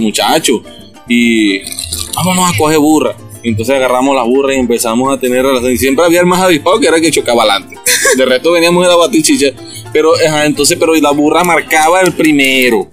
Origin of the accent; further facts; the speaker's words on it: Los Llanos, Venezuela; Yo soy llanero